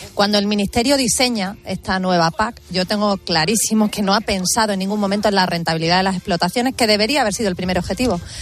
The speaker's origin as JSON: {"language": "Spanish", "region": "Extremadura", "country": "Spain", "said": "aquí en mi tierra, en Extremadura"}